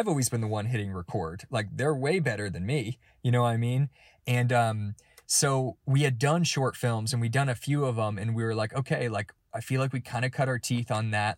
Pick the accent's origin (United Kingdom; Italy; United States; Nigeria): United States; Georgia; I'm from Georgia